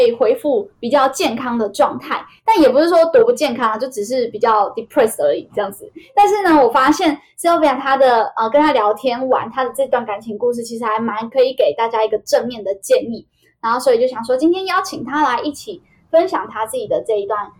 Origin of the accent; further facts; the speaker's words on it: southern Taiwan, Taiwan; moved away as an adult; also born or lived in Taoyuan; 我也从桃园搬回了南部的老家